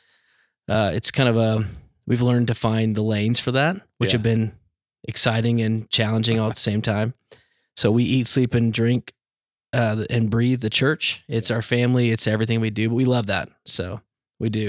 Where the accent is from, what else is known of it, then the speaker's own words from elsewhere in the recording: Dallas, Texas, United States; moved away as an adult; also born or lived in Arizona; now in Orange County, California, United States; I grew up in Dallas